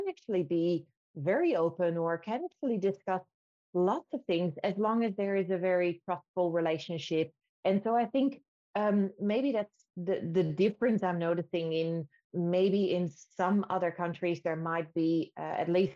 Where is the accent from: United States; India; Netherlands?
Netherlands; now in Australia; I'm coming from the Netherlands